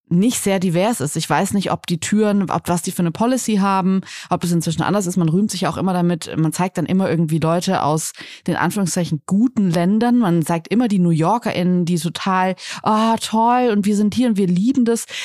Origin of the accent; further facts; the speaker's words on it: Northern Germany, Germany; Ich komme aus Norddeutschland und mir ist das total fremd.